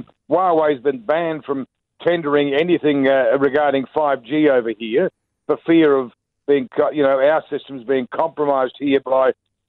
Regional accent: Christchurch, Canterbury, New Zealand; I'm from Christchurch.

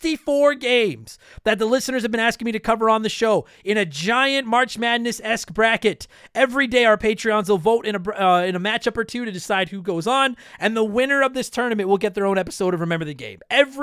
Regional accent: Canada; For baseball, I'm a Jays fan because I'm Canadian.

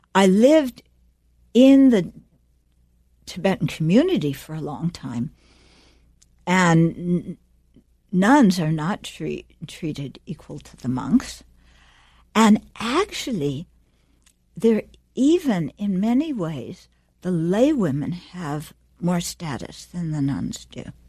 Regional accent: United States; moved away; also born or lived in Dharamsala; we grew up in America

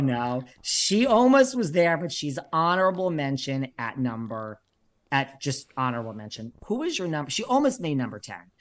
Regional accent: New York, United States; I'm from New York

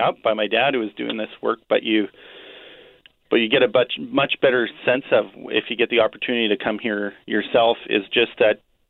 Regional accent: Winnipeg, Manitoba, Canada; I was born and raised in Transcona

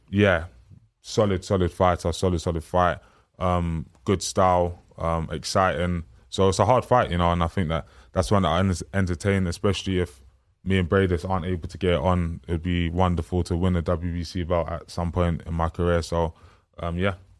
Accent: London, United Kingdom; the area that I'm, um, from and grew up

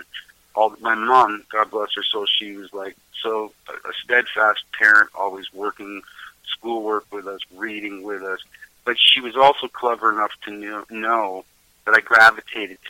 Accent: Markham, Ontario, Canada; moved away as an adult; now in Melancthon, Canada; I grew up in Markham. I was sort of born, bred, patched, raised, incubated

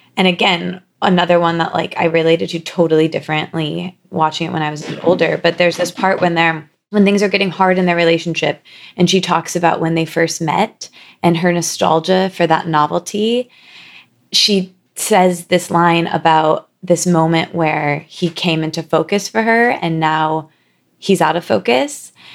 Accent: Midwest, United States; now in New York, United States; we're both from the Midwest

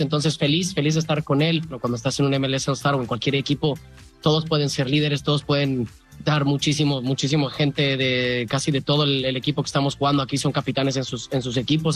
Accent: Mexico; ser mexicano, jugar contra la liga mexicana, representando la liga este, eh, americana aquí siendo mexicano

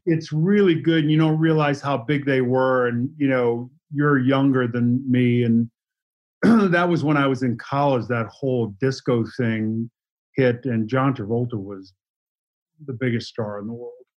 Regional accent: Boston, Massachusetts, United States; moved away as an adult; also born or lived in Los Angeles; I was from Boston

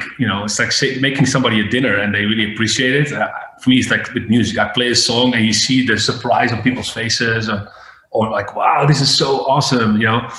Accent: Breda, North Brabant, Netherlands; My real residency was in a club in my hometown in Breda

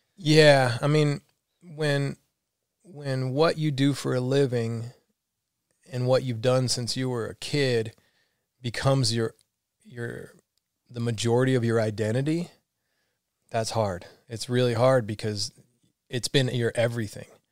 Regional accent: Alabama, United States; also born or lived in Florida / San Francisco; now in San Diego, United States; I grew up in Alabama

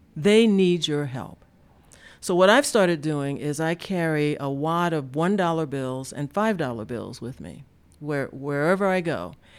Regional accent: Deep South, United States; I grew up in the Deep South and lived through the civil rights era of the sixties

